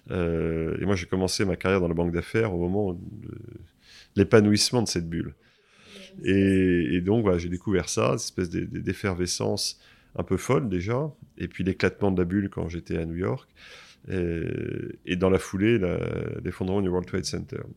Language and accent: French; Versailles, Île-de-France, France; born there; j'ai 53 ans, je suis marié, j'ai quatre enfants, voilà pour l'état civil, mais c'est important. Je suis né à Versailles en mai 68.